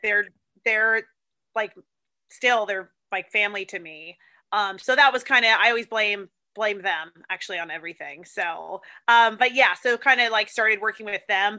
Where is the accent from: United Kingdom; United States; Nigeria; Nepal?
United States; San Diego, California; moved away; also born or lived in Sydney, Australia; I'm from San Diego